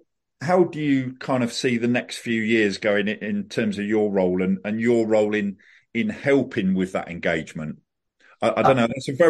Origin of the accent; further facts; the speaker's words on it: Reading, South East England, United Kingdom; So I was born in Reading. I grew up in the Reading area, went to Reading College